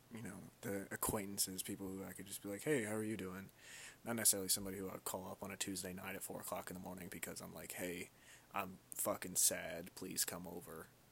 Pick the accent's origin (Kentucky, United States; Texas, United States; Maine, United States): Kentucky, United States; also born or lived in Louisville, Kentucky; I was born and raised in Kentucky. I was actually born in Louisville, Kentucky.